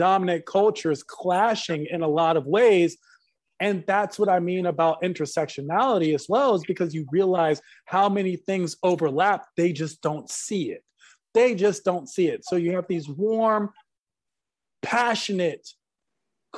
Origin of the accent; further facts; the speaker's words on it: United States; growing up in America at a time where being Middle Eastern isn't prized